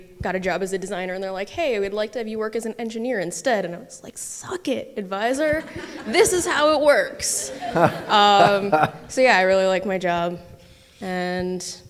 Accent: Brooklyn Center, Minnesota, United States; now in St. Paul, United States; I'm from Brooklyn Center, Minnesota

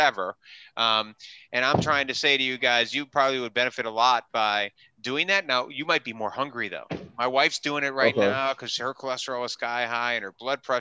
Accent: Wisconsin, United States; also born or lived in New York City / Southern California; now in Orange County, United States; I grew up in Wisconsin

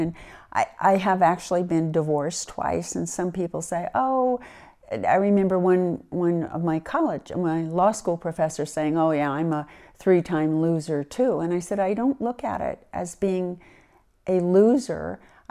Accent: East Coast, United States; now in California, United States; I grew up in the East, but I've been in California since 1960, so I feel very much like a Californian.

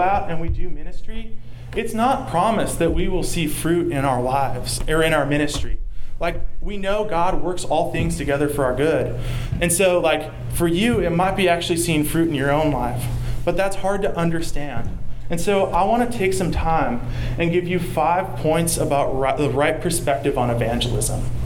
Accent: the South, United States; accent: southern; my southern accent

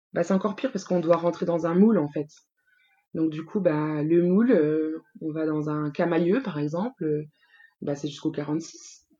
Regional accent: Bourgogne-Franche-Comté, France; moved away as an adult; now in Île-de-France, France; J'habite en Ile-de-France depuis 6 ans. Je suis originaire de la Franche-Comté.

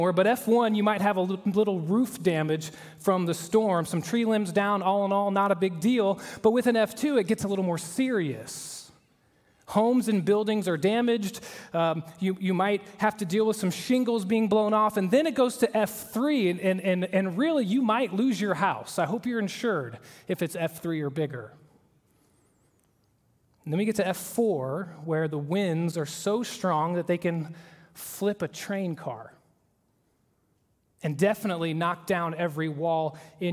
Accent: Oklahoma, United States; moved away; I am from the great state of Oklahoma

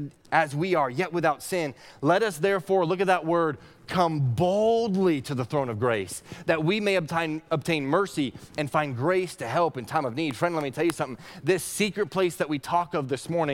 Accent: Northeast Kingdom of Vermont, United States; When I was a kid, I grew up in the Northeast Kingdom of Vermont

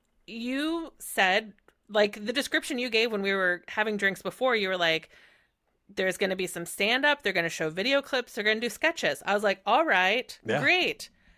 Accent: Terre Haute, Indiana, United States; now in Chicago, United States; I am from Terre Haute, Indiana.

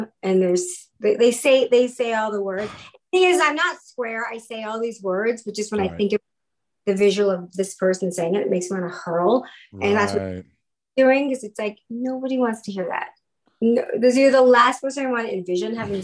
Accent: Texas, United States; moved away; we're from Texas originally.

